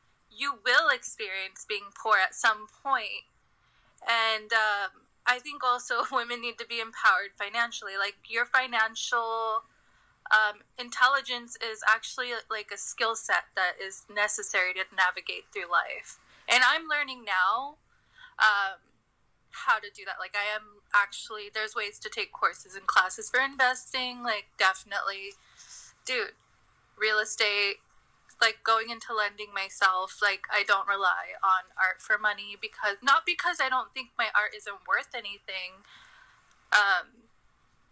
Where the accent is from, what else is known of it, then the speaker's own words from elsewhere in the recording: India; I'm Indian